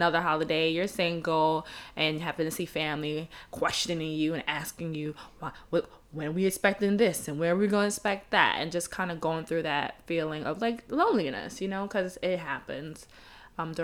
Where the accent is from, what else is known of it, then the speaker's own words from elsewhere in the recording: New York City, New York, United States; I'm from Brooklyn too.